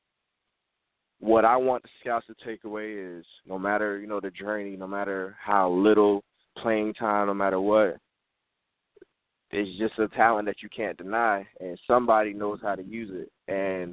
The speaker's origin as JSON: {"language": "English", "town": "Fort Lauderdale", "region": "Florida", "country": "United States", "tie": "born or raised there", "said": "I've been born and raised in Fort Lauderdale, Florida all my life"}